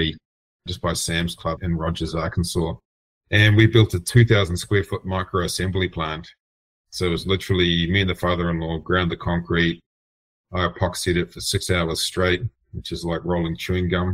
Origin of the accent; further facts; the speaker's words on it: New Zealand; moved away as an adult; also born or lived in San Francisco / Miami; I'm from New Zealand originally. I came to San Francisco in 2016